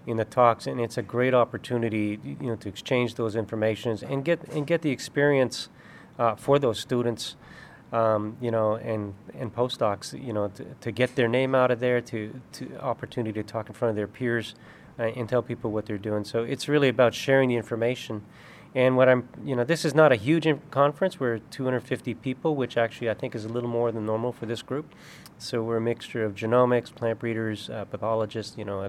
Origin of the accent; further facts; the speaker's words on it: Canada; moved away as an adult; now in Davis, United States; when I grew up in Canada